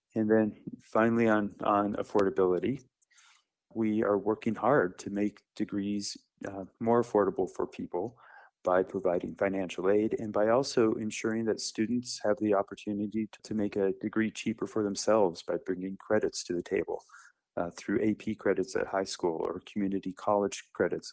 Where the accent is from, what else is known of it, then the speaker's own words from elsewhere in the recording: Littleton, Colorado, United States; I grew up in Littleton